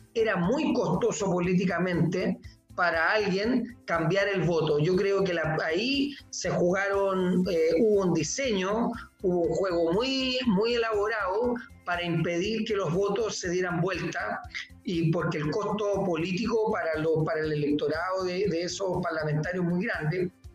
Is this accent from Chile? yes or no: yes; Iquique, Tarapacá, Chile; como buen iquiqueño, como una persona de Tarapacá, eh, voy desde que soy niño a la fiesta